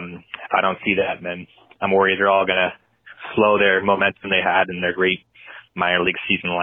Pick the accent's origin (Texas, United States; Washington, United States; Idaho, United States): Washington, United States; Seattle; I'm from Seattle, Washington. Big Mariners fan.